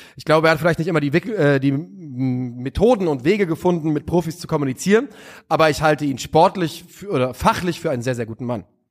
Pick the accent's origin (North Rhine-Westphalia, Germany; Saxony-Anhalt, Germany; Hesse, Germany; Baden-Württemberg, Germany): Hesse, Germany; als Hesse, wir sehen uns nicht als Süddeutsche